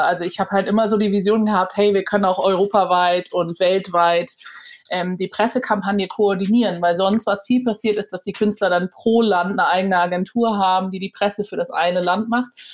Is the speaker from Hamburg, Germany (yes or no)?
yes; Hamburg, Germany; moved away as an adult; Hamburg geboren und auch Abi gemacht. Ich bin dann mhm. sehr früh mit 19 aus Hamburg raus